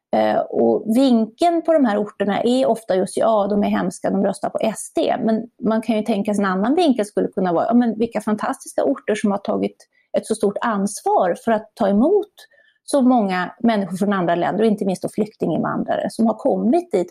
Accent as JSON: {"language": "Swedish", "town": "Borlänge", "region": "Dalarna County", "country": "Sweden", "said": "jag kommer själv från Borlänge som ligger ganska nära"}